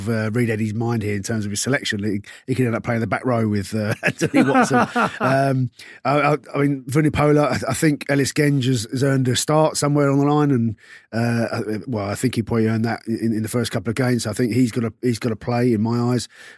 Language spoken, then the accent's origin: English; London, United Kingdom; I'm from South London